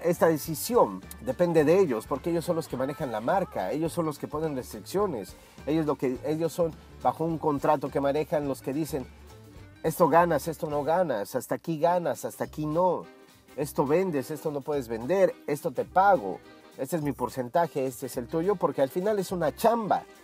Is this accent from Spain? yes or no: no; Mexico; en la República Mexicana, que es de donde soy yo